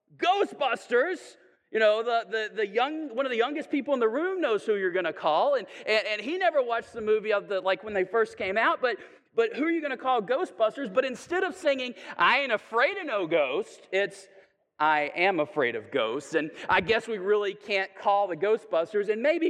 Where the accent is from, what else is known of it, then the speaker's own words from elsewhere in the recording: the South, United States; Sometimes, I'm a Southerner, so I can say this, I think.